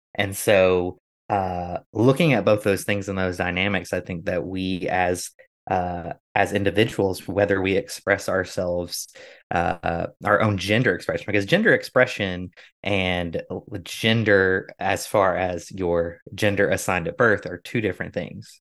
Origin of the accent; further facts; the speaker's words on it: United States; growing up in America